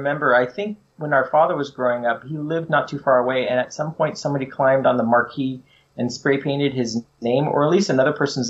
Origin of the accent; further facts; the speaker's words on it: San Jose, California, United States; the both of us growing up in San Jose in the 80s